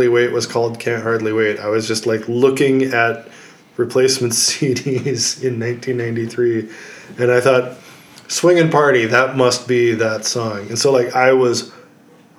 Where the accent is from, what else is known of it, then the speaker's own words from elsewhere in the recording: Minnesota, United States; I grew up in Minnesota